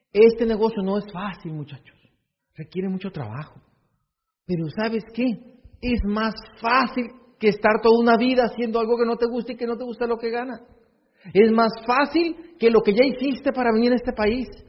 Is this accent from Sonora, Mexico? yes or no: yes; Hermosillo, Sonora, Mexico; Yo nací en Hermosillo